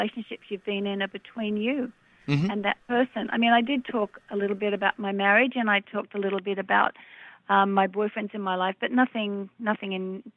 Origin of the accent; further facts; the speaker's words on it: Melbourne, Victoria, Australia; my hometown of Melbourne, Australia, where I grew up